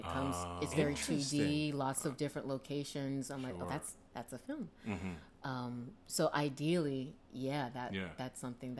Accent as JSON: {"language": "English", "town": "Philadelphia", "region": "Pennsylvania", "country": "United States", "tie": "born or raised there", "also_born_or_lived": "Atlanta, Georgia", "said": "when I was 7, we moved to Philadelphia."}